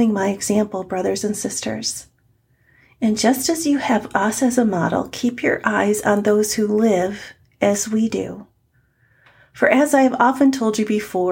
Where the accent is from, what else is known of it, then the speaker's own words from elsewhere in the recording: United States; I am in America as an American